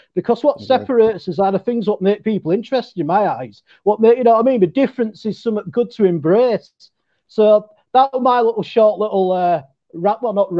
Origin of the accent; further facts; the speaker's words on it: the north of England, United Kingdom; accent: Northern; everybody down south of England thinks us Northerners are idiots.